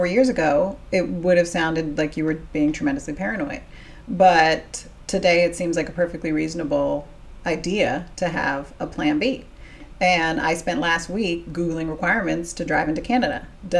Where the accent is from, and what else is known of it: United States